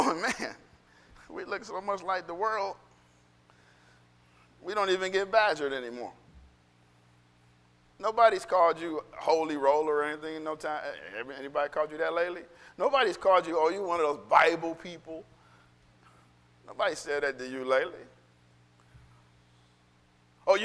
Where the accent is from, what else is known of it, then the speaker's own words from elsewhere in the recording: United States; I'm an American